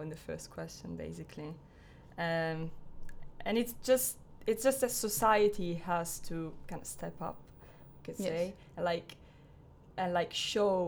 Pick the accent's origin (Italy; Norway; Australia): Italy; moved away as an adult; now in Falmouth, United Kingdom; I'm from Italy, studying creative music technology at Falmouth University